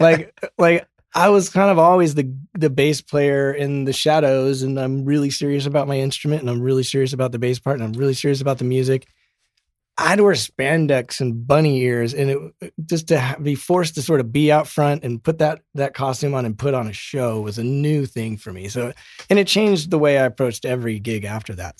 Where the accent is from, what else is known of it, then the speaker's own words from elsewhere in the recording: Colorado, United States; now in Los Angeles, United States; We're both from Colorado